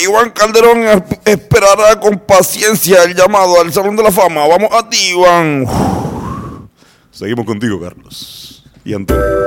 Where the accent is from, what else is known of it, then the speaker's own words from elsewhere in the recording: Puerto Rico; Yo soy boricua